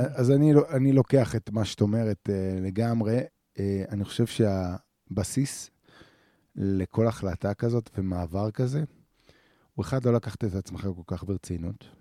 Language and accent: Hebrew; the Center, Central Israel, Israel; moved away as an adult; now in northern Israel; אנחנו מגיעים שנינו מהמרכז